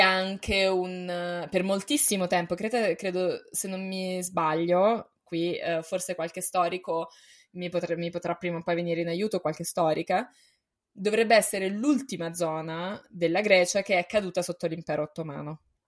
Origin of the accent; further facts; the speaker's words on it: Rome, Lazio, Italy; Io sono cresciuta a Roma